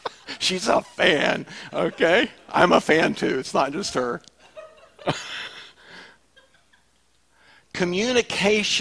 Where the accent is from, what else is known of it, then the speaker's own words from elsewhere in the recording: the South, United States; We're from the South